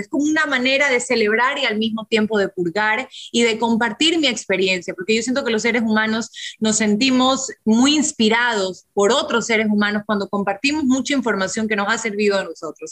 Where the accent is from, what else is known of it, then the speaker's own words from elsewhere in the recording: Ecuador; pensé en mi país